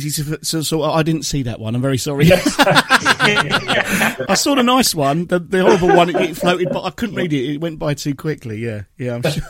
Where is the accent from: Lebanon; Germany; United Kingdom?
United Kingdom; Watford, East of England; it's been my hometown pretty much all my life